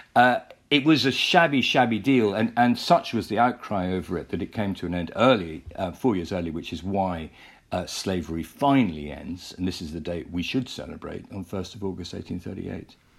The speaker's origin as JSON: {"language": "English", "country": "United Kingdom", "said": "we are as British people"}